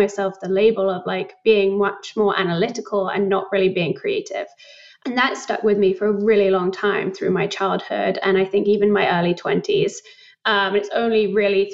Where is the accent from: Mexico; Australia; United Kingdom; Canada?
United Kingdom; moved away as an adult; also born or lived in London; now in New York, United States; I moved back to the UK and I spent like all of my childhood there. Grew up just outside of London.